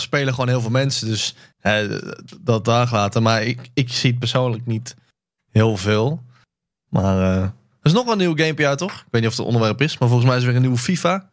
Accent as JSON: {"language": "Dutch", "country": "Netherlands"}